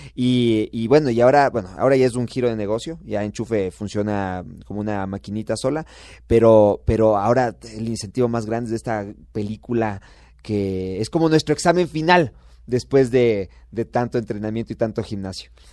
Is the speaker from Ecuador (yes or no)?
yes; Ecuador; Nosotros nacimos en Ecuador